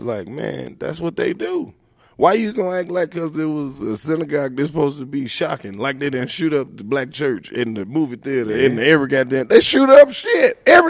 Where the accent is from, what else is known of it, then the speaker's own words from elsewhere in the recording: Oxford, Mississippi, United States; I'm the only person from Oxford, Mississippi that do the shit that I do.